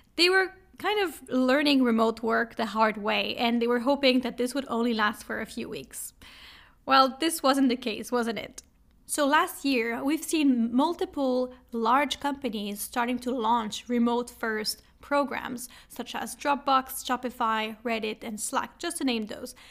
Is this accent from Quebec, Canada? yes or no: yes; Montreal, Quebec, Canada; accent: French; English is a second language; now in Berlin, Germany; I am Canadian from Montreal, see the little French accent, and I am based in Berlin, Germany